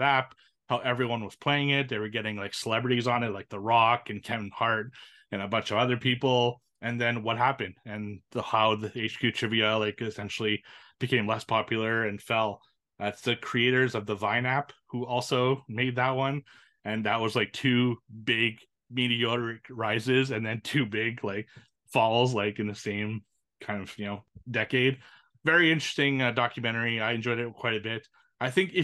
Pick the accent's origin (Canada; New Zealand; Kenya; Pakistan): Canada; It's from my hometown